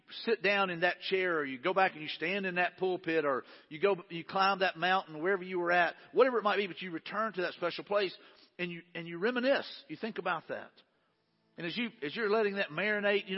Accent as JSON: {"language": "English", "town": "Mobile", "region": "Alabama", "country": "United States", "tie": "born or raised there", "also_born_or_lived": "Jackson, Alabama / Wagarville, Alabama", "said": "I was born in Jackson, Alabama, raised in, you know, Wagerville until the second grade. Then we moved to Mobile."}